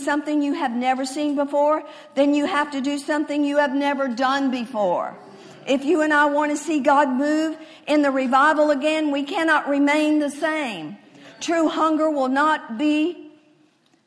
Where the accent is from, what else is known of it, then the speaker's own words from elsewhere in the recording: Texas, United States; I'm a Texan